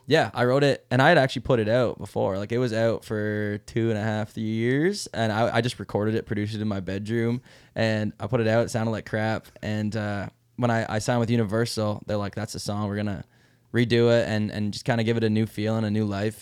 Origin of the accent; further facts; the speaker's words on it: Mile Bay, Ontario, Canada; where I grew up in Mile Bay, Ontario